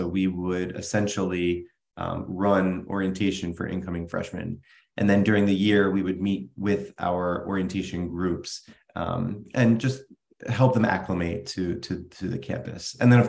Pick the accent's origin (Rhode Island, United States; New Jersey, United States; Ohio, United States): New Jersey, United States; Vineland; moved away as an adult; now in Naples, United States; So I grew up in Vineland, was born there, lived there, graduated from Vineland High School in 2004.